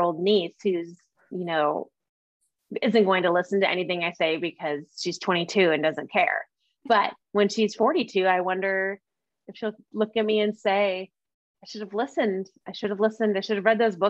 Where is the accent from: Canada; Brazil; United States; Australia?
United States; Omaha, Nebraska; moved away as an adult; now in Bend, United States; I grew up in Omaha, Nebraska.